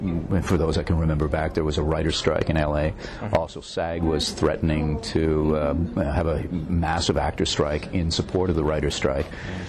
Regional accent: Toronto, Ontario, Canada; Toronto, and I trained in New York, Circle in the Square Theater School.

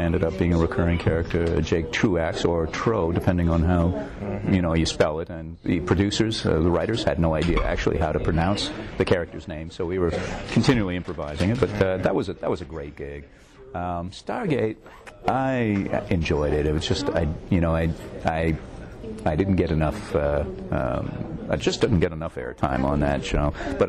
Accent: Toronto, Ontario, Canada; Toronto, and I trained in New York, Circle in the Square Theater School.

